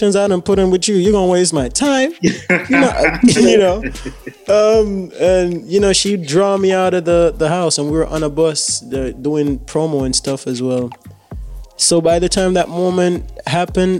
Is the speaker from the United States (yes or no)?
no; Jamaica; I'm proud to be Jamaican. I always will be, because I am the Jamaican that I am